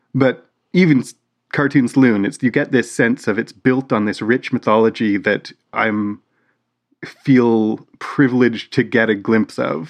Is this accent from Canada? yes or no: yes; Canada; We're we're Canadian